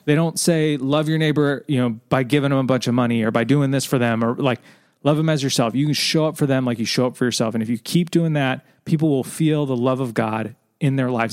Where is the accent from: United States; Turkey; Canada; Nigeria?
United States; Southern California; I was born in Southern California, we had a pool in our backyard.